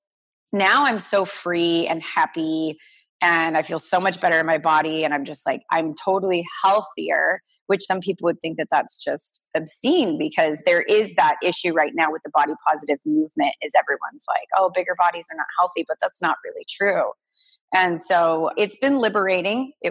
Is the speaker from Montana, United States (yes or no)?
no; Orange County, California, United States; I grew up in Orange County, California